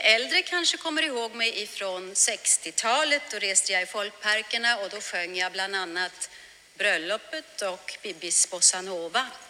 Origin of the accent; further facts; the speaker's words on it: Arboga, Västmanland, Sweden; now in Germany; Jag är född i Arboga och bosatt i Tyskland sedan många, många år tillbaka